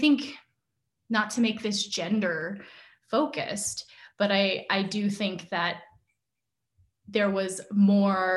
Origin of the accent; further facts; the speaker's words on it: United States; I'm Asian American. I've grown up in an Asian American household